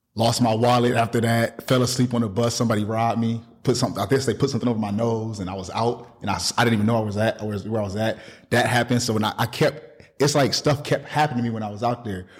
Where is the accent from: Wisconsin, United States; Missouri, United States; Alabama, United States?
Wisconsin, United States; Milwaukee; moved away; I'm from Milwaukee